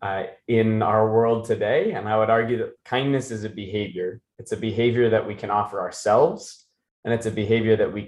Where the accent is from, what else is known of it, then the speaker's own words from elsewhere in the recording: Issaquah, Snohomish, Washington, United States; also born or lived in Maine; We got to Seattle. I grew up in a little town called Issaquah.